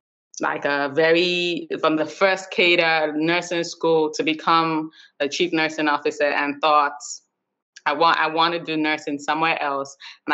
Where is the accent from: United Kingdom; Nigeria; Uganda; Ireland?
Nigeria; moved away as an adult; now in United States; I was born and raised in Nigeria.